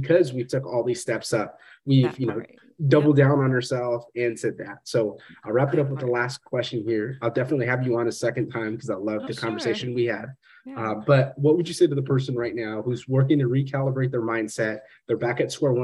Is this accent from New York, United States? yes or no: no; Fresno, California, United States; moved away; growing up in Fresno